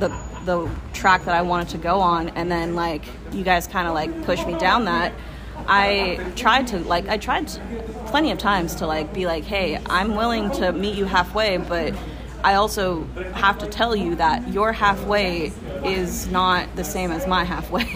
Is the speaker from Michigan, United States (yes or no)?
no; Folsom, California, United States; the town that I grew up in in Folsom